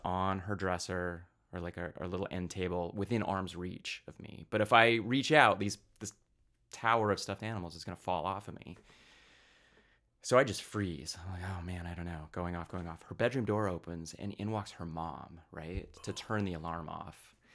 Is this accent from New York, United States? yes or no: no; Pocatello, Idaho, United States; I grew up in southeast Idaho